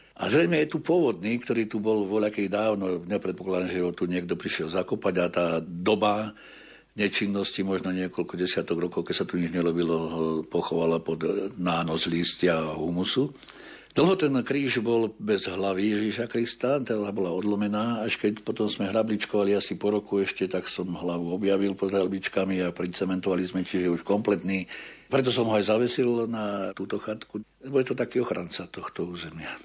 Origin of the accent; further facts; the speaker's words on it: Javorníky, Žilina Region, Slovakia; now in Banská Bystrica, Slovakia; som vyrastal v Javorníkoch hore na severe, teraz žijem tu okolí Banskej Bystrice